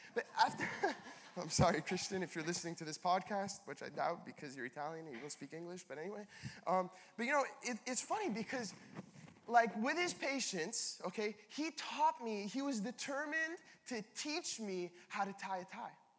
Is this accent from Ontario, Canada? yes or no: no; Laval, Quebec, Canada; I grew up in Laval